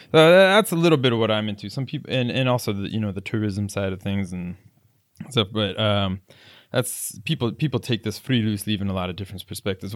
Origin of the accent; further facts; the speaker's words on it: South Florida, United States; moved away as an adult; also born or lived in Palm Beach County / South Korea / Germany; now in Oslo, Norway; I grew up in South Florida